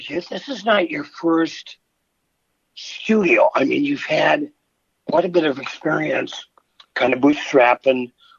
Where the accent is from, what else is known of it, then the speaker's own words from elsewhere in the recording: Virginia, Minnesota, United States; even though we grew up, you know, in towns 3 miles away from each other, you and Evelyn, me in Virginia, Minnesota